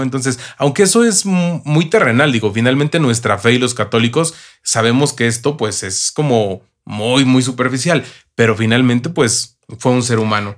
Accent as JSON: {"language": "Spanish", "country": "Mexico", "said": "yo soy mexicano"}